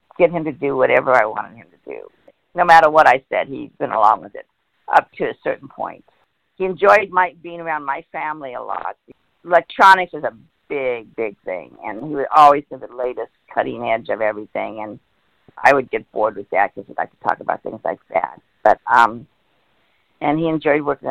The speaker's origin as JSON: {"language": "English", "town": "El Monte", "region": "California", "country": "United States", "tie": "born or raised there", "said": "I was born and raised in El Monte, California"}